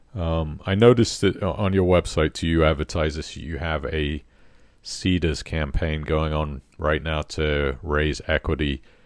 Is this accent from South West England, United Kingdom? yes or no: yes; Poole, South West England, United Kingdom; my hometown of Poole